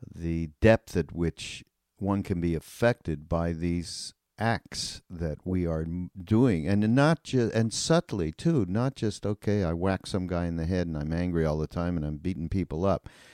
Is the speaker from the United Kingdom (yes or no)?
no; Canada; now in United States; I'm from Canada